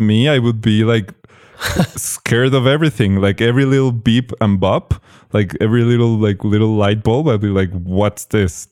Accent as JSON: {"language": "English", "country": "Mexico", "tie": "born or raised there", "said": "I was born in Mexico, I, I grew up here"}